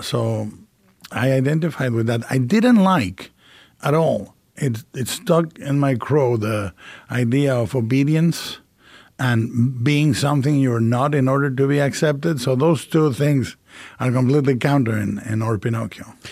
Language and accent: English; Mexico; a Gothic cathedral called El Expiatorio, uh, in the middle of my hometown.